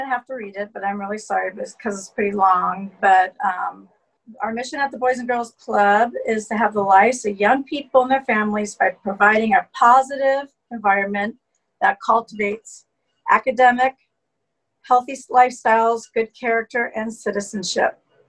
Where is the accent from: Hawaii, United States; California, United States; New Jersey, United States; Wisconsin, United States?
California, United States; Westlake Village; also born or lived in Washington, D.C.; Well, I was born in Washington, D.C. I was an Air Force brat, and at 8 years old, my parents moved to California. We lived in Westlake Village